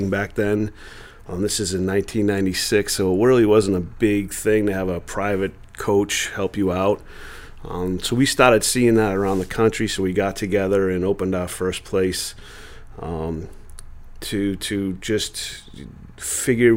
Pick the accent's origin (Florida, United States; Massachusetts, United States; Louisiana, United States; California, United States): Massachusetts, United States; Peabody; also born or lived in Danvers; We're both from Peabody, same as you, but I moved to Danvers